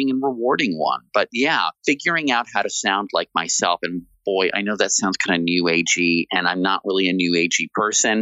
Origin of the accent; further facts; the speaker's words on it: Washington, District of Columbia, United States; I grew up in Washington, D.C., going to Mount Vernon